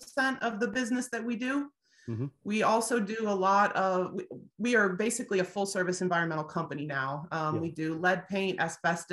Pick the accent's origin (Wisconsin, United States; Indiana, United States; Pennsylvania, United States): Indiana, United States; I am born and raised in Indiana for the most part, Midwest girl